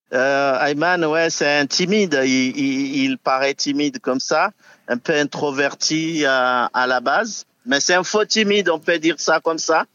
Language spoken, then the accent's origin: French; Villejuif, Île-de-France, France; on est toujours originaire de Villejuif